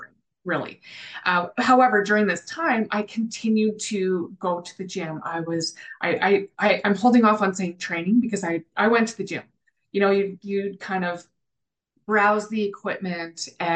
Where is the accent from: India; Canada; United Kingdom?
Canada; the Prairies; also born or lived in Calgary, Alberta; I'm the Canadian cohort on the team. And I grew up in a small town on the prairies